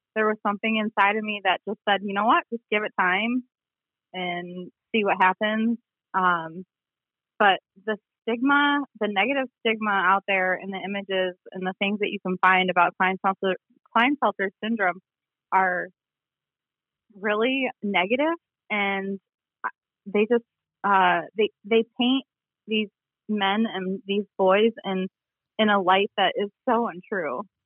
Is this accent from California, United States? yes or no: no; Sheridan, Michigan, United States; I am originally from kind of the middle of the state um, in a small town called Sheridan